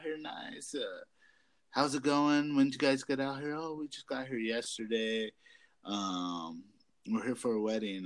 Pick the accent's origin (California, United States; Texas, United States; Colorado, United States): Colorado, United States; we're from Colorado.